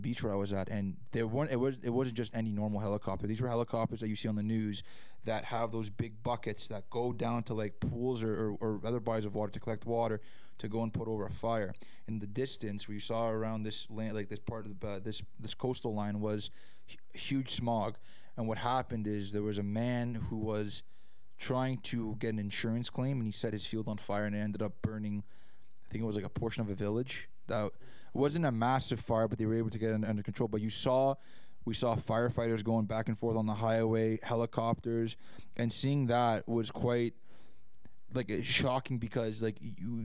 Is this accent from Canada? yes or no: yes; Canada; we grew up around here in Canada